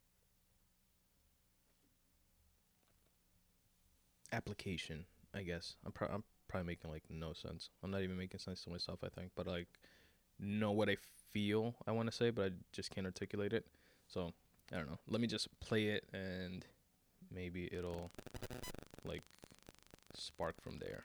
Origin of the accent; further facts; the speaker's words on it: New York City, New York, United States; I'm from Queens.